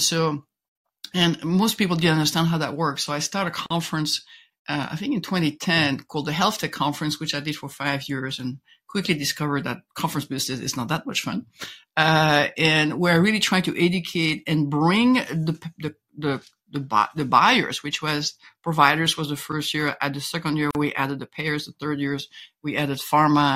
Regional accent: Belgium; accent: French twist; English is a second language; moved away as an adult; I was born in Belgium. I got a master in engineering there, went to Harvard, learned English at Harvard Business School

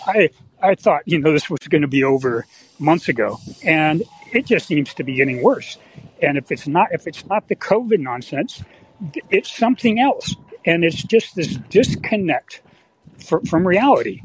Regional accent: San Francisco Bay Area, California, United States; also born or lived in Michigan; now in San Francisco, United States; I grew up in the San Francisco Bay Area

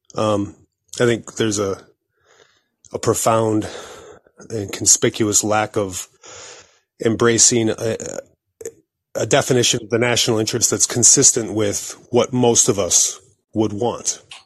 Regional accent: United States

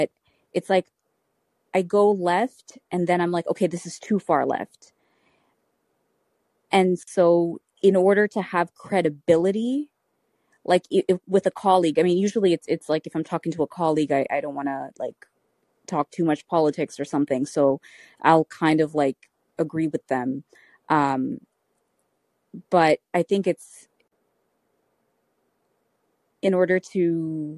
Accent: Canada; I'm Canadian

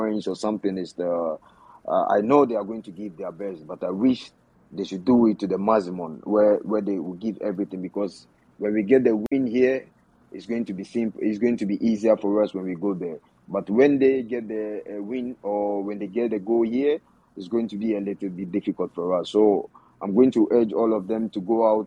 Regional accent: Ghana; I belongs to Ghana and I'm coming from Ghana

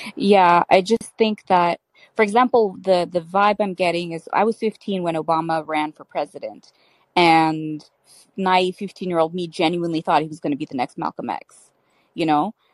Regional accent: Canada; I'm Canadian and I'm Muslim

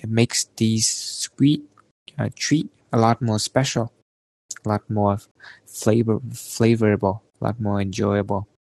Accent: Vietnam; moved away as an adult; now in Canada; coming back to Vietnam because back there I think is kind of my home, you know, my hometown where I spend most of my time

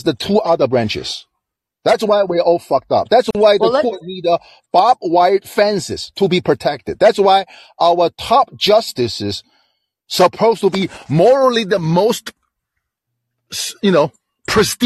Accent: China; now in United States; I'm from China.

